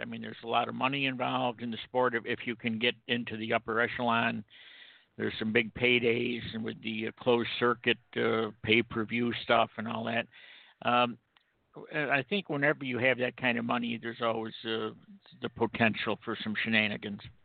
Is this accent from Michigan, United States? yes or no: no; Rome, New York, United States; moved away; I'm originally from Rome, New York